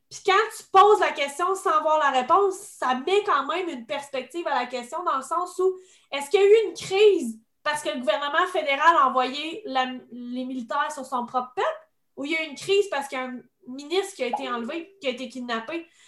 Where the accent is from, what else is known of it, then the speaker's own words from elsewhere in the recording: Quebec, Canada; en tant que Québécois